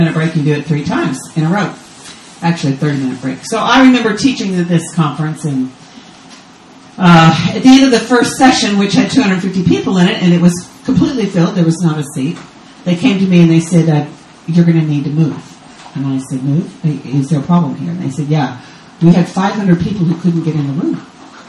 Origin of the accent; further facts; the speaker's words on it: Texas, United States; moved away as an adult; now in Israel; I'm American from Texas, but I don't live in the U.S. anymore. I live in Israel on the Sea of Galilee.